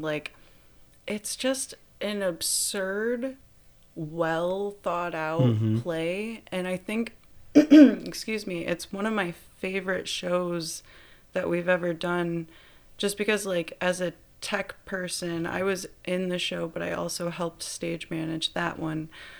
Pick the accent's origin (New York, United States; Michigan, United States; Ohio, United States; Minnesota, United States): Michigan, United States; Granville; Granville, Michigan.